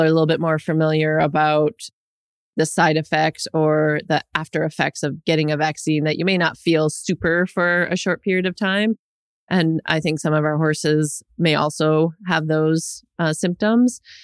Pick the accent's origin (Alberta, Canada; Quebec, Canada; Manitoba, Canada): Manitoba, Canada; Winnipeg; now in Ontario, Canada; I grew up in Winnipeg and am very familiar with winters